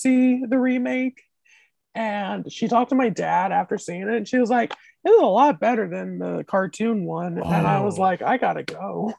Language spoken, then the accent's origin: English; Indiana, United States; I'm from Indiana